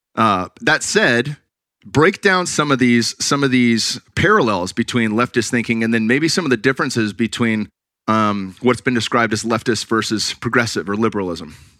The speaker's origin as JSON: {"language": "English", "town": "Cupertino", "region": "California", "country": "United States", "tie": "born or raised there", "said": "I grew up in the Bay Area, Silicon Valley kid. Went to Monta Vista High School in Cupertino"}